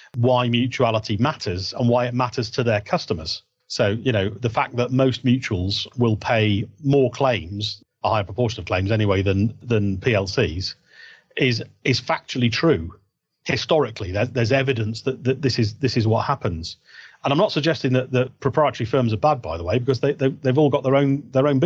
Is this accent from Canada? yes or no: no; Yorkshire and the Humber, United Kingdom; I'm a Yorkshireman